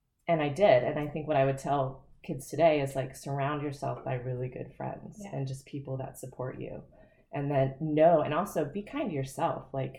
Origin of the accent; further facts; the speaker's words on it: Ohio, United States; also born or lived in Florida; moving when I was in fifth grade. Mm-hmm. I moved from Florida to Ohio